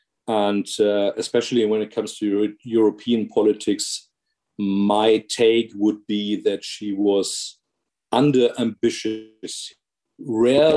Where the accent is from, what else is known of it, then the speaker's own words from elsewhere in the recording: Essen, North Rhine-Westphalia, Germany; Essen, my hometown, is an old social democrat fortress.